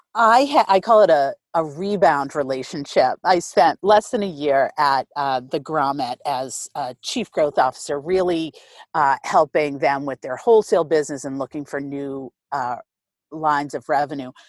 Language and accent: English; Boston, Massachusetts, United States; I grew up in Rosendale, Boston, born and bred